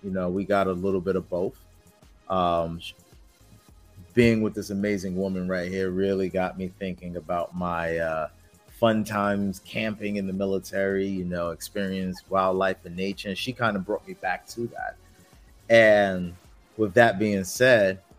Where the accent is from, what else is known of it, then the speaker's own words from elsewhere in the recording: New York, United States; Born and raised in New York. Love New York. Moved to North Carolina for a little bit when I did my four years in the military.